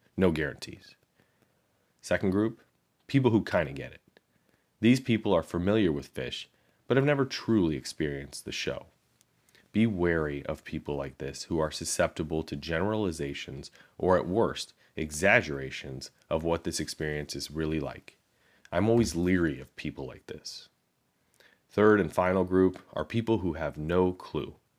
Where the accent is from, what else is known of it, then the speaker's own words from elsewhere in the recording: Chicago, Illinois, United States; I grew up in Chicago, which to me felt like the classic rock capital of the world